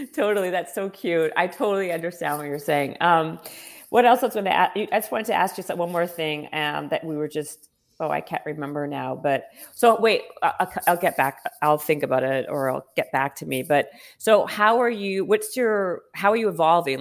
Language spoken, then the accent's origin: English; Winnipeg, Manitoba, Canada; moved away; also born or lived in Toronto; I'm from, well, Winnipeg and then Toronto